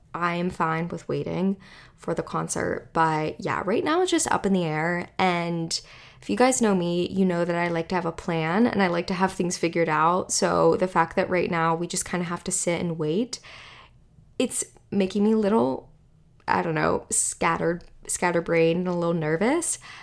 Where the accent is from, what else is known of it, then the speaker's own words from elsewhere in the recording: Western Pennsylvania, United States; where I grew up in Western Pennsylvania